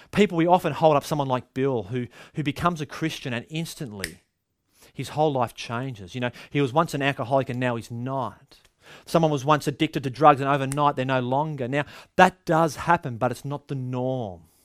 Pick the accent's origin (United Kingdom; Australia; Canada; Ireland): Australia; Culturally, Aussies